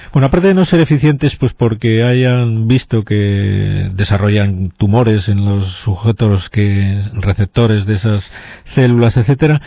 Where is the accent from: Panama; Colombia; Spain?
Spain